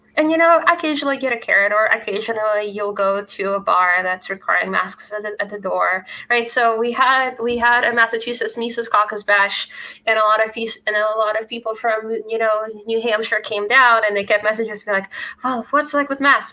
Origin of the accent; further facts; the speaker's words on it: Russia; moved away; I grew up in Russia